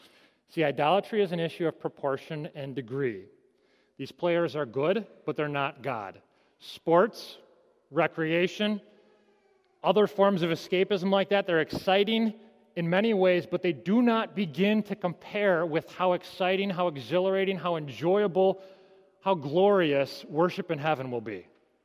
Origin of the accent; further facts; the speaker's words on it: Michigan, United States; I came from Michigan. I've heard all the Detroit Lions jokes before.